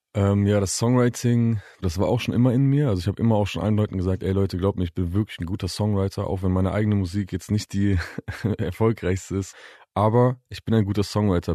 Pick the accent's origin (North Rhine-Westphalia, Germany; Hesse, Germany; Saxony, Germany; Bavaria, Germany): North Rhine-Westphalia, Germany; Bielefeld; also born or lived in Leopoldshöhe; Ich bin in Bielefeld geboren und aufgewachsen, aber ich bin in und um herum Bielefeld bestimmt 15 Mal umgezogen oder so.